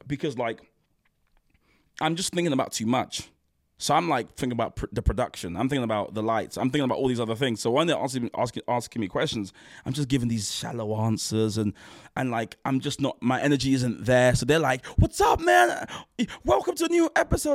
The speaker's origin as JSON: {"language": "English", "country": "Nigeria", "said": "as a Nigerian man"}